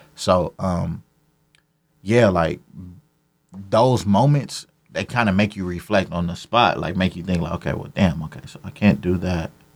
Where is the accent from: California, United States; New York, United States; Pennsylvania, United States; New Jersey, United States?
California, United States; Carson; I'm from Carson, California, Camber Ave, to be specific.